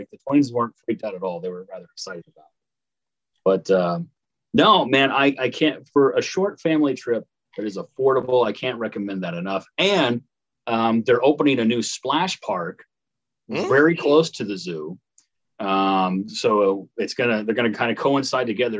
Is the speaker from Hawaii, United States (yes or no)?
no; Paris, Illinois, United States; in Paris, Illinois, my hometown